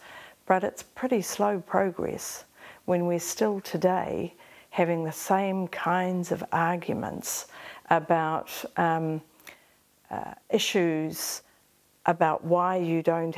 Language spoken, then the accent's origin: English; Rotorua, Bay of Plenty, New Zealand; So I grew up in Rotorua. My birth mother was from Kahungungu. My parents in Rotorua, my father was Te Aroa Ngāti Whakaue.